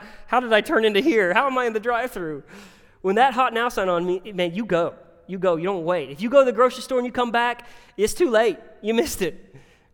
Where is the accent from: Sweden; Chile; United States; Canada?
United States; Winston-Salem, North Carolina; moved away; I'm from Winston-Salem, North Carolina